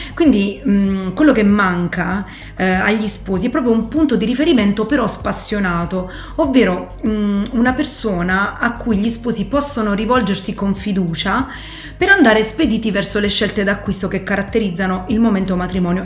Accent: Foggia, Apulia, Italy; also born or lived in London / Rome; io sono originaria di Foggia

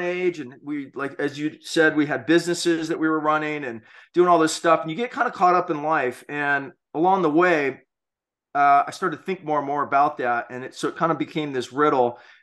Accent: Hawaii, United States; growing up in Hawaii

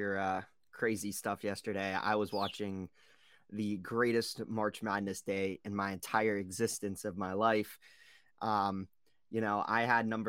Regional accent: Pittsburgh, Pennsylvania, United States; hey man, I'm from Pittsburgh.

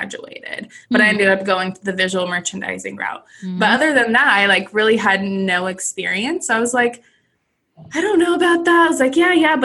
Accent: Southern California, United States; moved away as an adult; this would be $1 million house from my hometown.

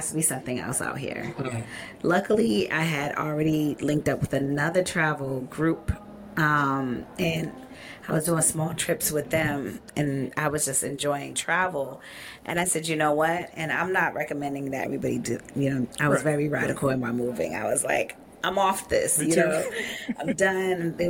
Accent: Boston, Massachusetts, United States; moved away as an adult; also born or lived in Fairfax, Virginia; now in Tulum, Mexico; I'm from Boston, Massachusetts

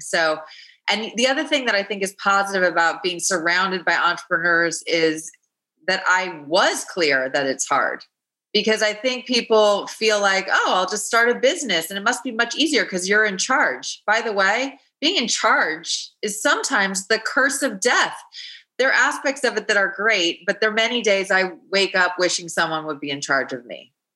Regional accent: Los Angeles, California, United States; I grew up in Los Angeles

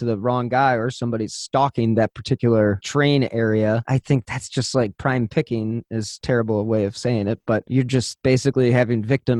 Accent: Cleveland, Ohio, United States; we're from Cleveland

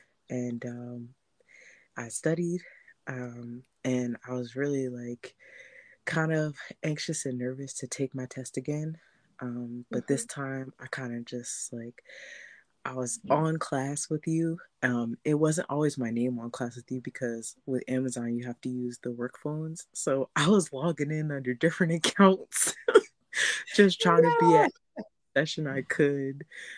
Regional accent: New Jersey, United States; now in Philadelphia, United States; I moved to Philly from Jersey

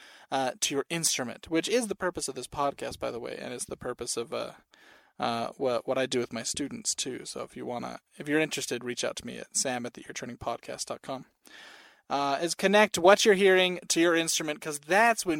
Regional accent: Salt Lake City, Utah, United States; I grew up in Salt Lake City, Utah, and that's where I still am, is in Salt Lake City

